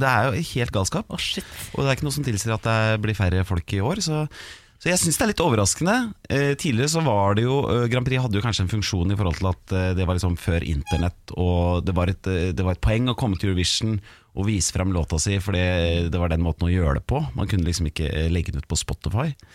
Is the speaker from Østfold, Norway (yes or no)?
no; Hamar, Innlandet, Norway; jeg er jo fra Hamar, så jeg heier på HamKam